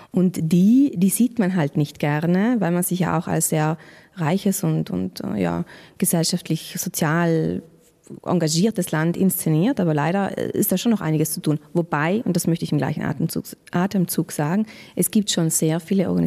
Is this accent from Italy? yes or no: yes; Trentino-Alto Adige, Italy; Chance für uns als Südtiroler Bevölkerung.